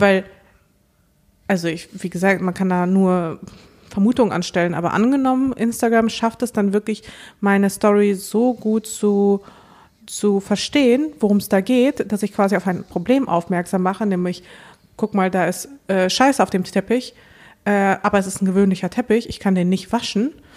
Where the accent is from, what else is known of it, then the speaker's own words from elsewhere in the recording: Dortmund, North Rhine-Westphalia, Germany; moved away; wo ich in Dortmund groß geworden bin